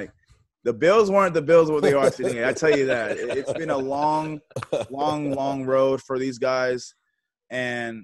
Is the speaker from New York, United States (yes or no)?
no; Texas, United States; moved away as an adult; also born or lived in Buffalo; I was from Texas. You know, Texas has our own rules